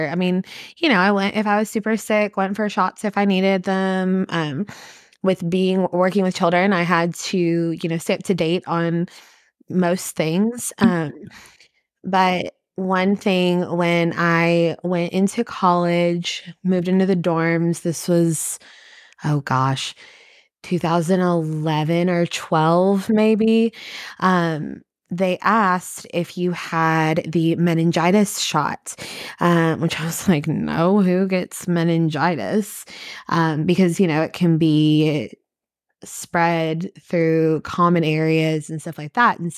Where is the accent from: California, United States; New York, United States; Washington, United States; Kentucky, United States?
Kentucky, United States; I am originally from Kentucky.